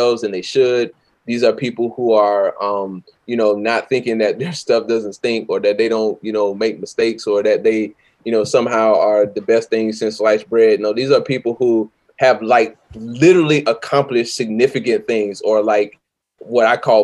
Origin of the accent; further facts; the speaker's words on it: the South, United States; I'm from the South